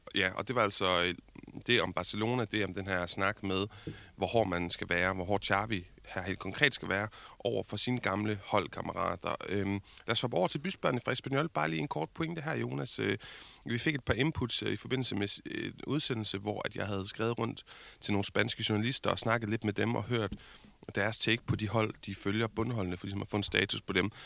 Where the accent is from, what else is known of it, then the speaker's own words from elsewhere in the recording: Denmark; som dansker